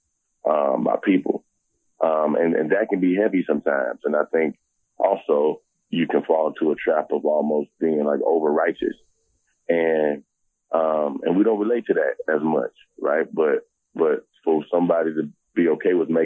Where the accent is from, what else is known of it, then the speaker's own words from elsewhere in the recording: Harvey, Illinois, United States; also born or lived in Chicago; I'm from Harvey, Illinois